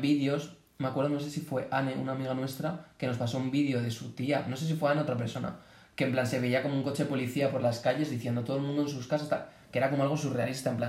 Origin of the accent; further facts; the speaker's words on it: Boadilla del Monte, Community of Madrid, Spain; Yo vivo a las afueras de Boadilla